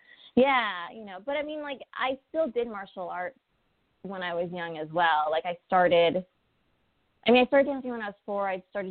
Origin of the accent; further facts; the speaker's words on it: Pasadena, California, United States; I grew up and I was born and raised in Pasadena, the hard streets of Pasadena.